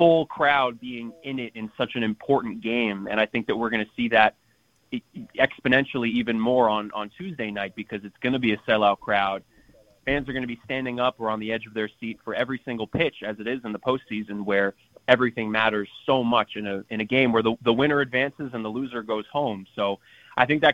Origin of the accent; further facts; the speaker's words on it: New York City, New York, United States; As I was growing up in New York City